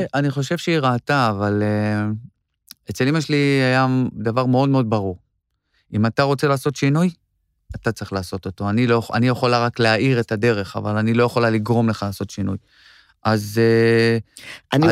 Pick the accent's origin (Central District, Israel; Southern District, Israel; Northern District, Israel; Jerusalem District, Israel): Central District, Israel; Yavne; moved away as an adult; now in Tel Aviv, Israel; אני גדלתי ביבנה